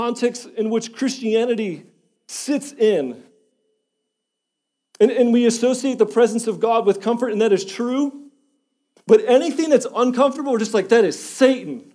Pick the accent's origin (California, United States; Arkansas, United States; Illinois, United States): Illinois, United States; Schiller Park; moved away; I was born and raised in Illinois. Chicago, Illinois, same house, corner house, 3700 North Hawthorne, Schiller Park, Illinois, 60176. Same house for 23 years.